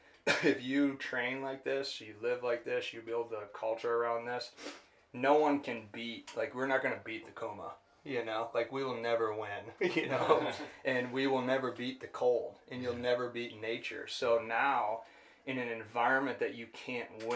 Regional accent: Farmington, Michigan, United States; moved away; I grew up in Farmington, Michigan, outside Detroit

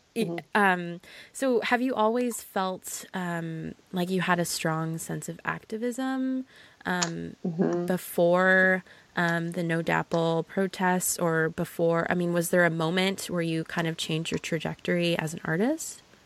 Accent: Southern California, United States; I'm from Southern California

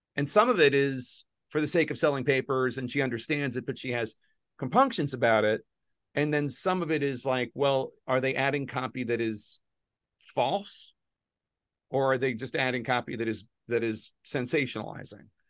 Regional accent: Philadelphia, Pennsylvania, United States; I'm a Philadelphian

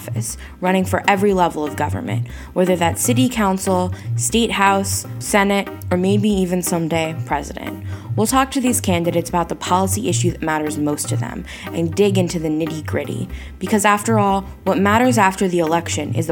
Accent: Washington, United States; I'm from Washington State

